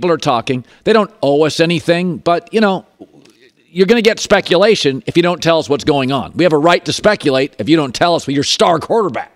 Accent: the Northwest, Pacific Northwest, United States; I'm from the Northwest

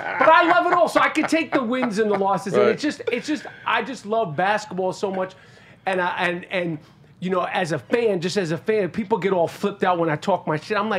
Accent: Manhattan, New York, United States; like growing up in Manhattan with Bernard King and the Knicks

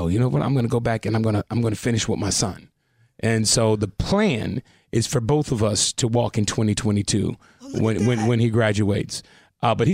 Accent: Compton, California, United States; Born and raised in Compton

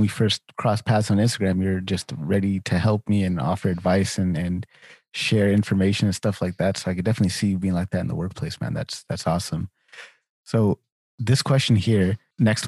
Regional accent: Sacramento, California, United States; moved away; I moved away from Sacramento and was gone for a while and I always came back

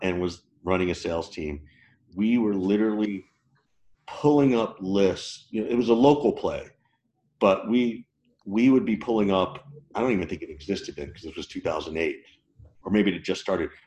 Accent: the South, United States; I grew up in the South.

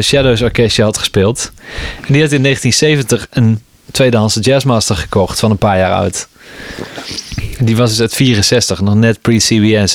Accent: Best, North Brabant, Netherlands; de buurt van Eindhoven, waar ik opgroeide. In Best

